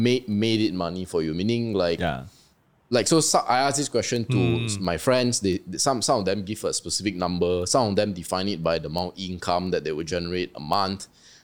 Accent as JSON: {"language": "English", "town": "Petaling Jaya", "region": "Selangor", "country": "Malaysia", "said": "I'm from PJ."}